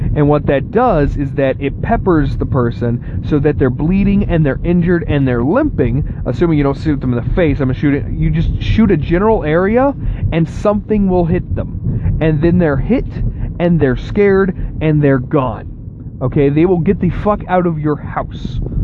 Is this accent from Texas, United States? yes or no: yes; Texas, United States; now in Ohio, United States; I was born and mostly raised in Texas, where I grew up